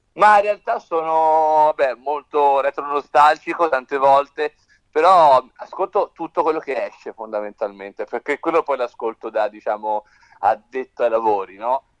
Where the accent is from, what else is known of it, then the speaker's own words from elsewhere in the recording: Tuscany, Italy; noi siamo toscani